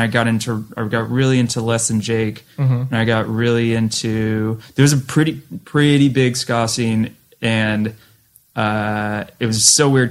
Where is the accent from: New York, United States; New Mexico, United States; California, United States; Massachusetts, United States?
Massachusetts, United States; one thing I remember from growing up in Western Mass where just shows were very eclectic